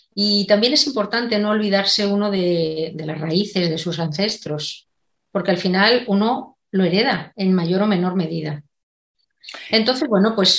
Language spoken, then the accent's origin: Spanish; Segovia, Castile and León, Spain; now in Madrid, Spain; yo soy de Segovia, pero vivo en Madrid